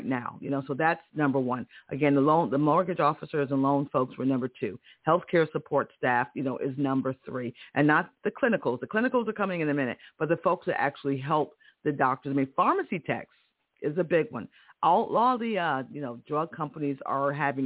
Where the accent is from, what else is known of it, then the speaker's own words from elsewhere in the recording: Connecticut, United States; I'm from Connecticut. I remember as a kid in Connecticut